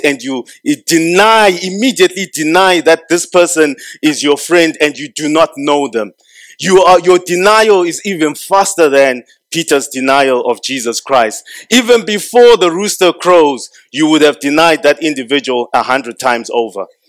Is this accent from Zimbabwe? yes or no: yes; Zimbabwe